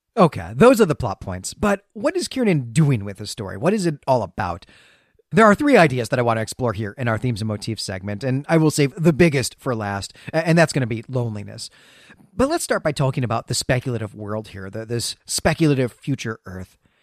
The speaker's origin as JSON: {"language": "English", "region": "Great Lakes", "country": "United States", "tie": "born or raised there", "moved": "yes", "said": "when I was growing up in the Great Lakes"}